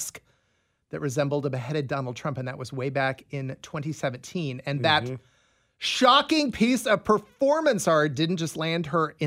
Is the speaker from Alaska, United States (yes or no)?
no; Des Moines, Iowa, United States; now in Kansas City, United States; my hometown of Des Moines